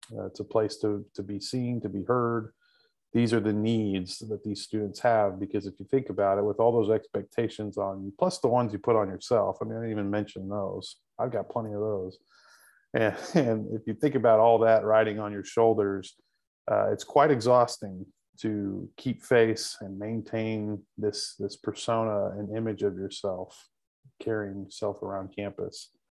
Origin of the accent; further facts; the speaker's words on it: Texas Panhandle, United States; also born or lived in North Carolina; now in Fort Worth, United States; I'm originally from the Panhandle of Texas